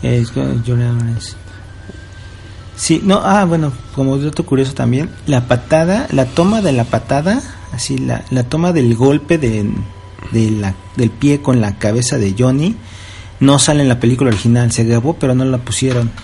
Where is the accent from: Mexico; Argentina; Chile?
Mexico; moved away; Como soy el único mexicano que está en la cocina